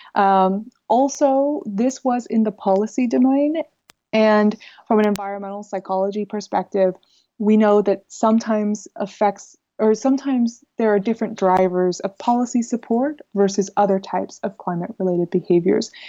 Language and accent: English; United States; moved away as an adult; also born or lived in Netherlands; now in Groningen, Netherlands; I'm an American in the Netherlands